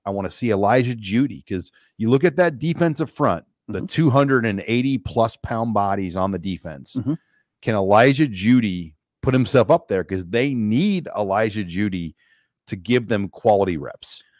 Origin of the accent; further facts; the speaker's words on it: Omaha, Nebraska, United States; I grew up in the Irish sector of Omaha